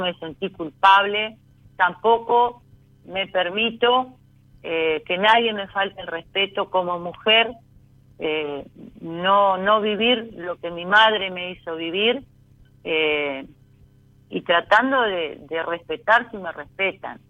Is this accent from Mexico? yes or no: no; Concordia, Entre Ríos, Argentina; De Concordia, Entre Ríos